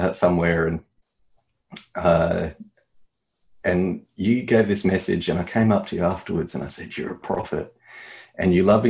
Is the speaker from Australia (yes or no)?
yes; Australia; as an Australian